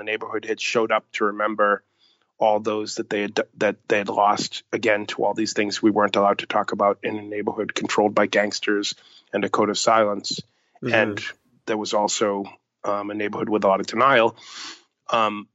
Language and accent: English; Boston, Massachusetts, United States; the community I grew up